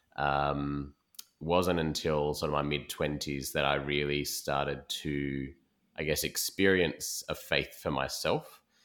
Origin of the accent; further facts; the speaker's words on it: Perth, Western Australia, Australia; moved away as an adult; also born or lived in East Coast, Australia; now in Sydney, Australia; I'm from West Australia originally, born and bred there